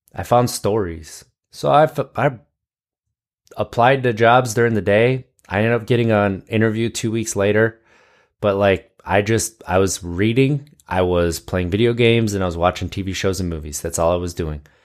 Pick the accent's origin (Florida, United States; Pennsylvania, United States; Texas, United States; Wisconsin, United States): Wisconsin, United States; I grew up in Wisconsin.